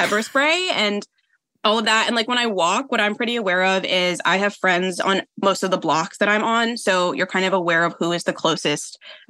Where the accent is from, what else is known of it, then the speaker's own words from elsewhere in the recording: Oakland, California, United States; now in Los Angeles, United States; I am 26. I am from Oakland, California, I say. Like, I grew up there, but I live in Los Angeles.